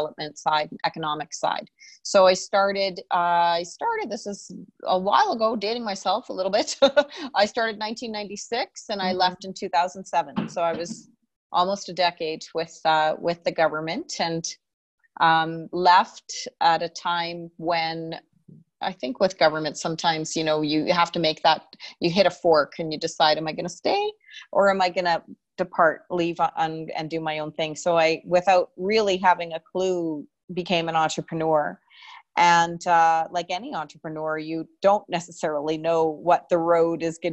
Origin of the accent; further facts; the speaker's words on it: Calgary, Alberta, Canada; And I was born here, born and raised in Canada.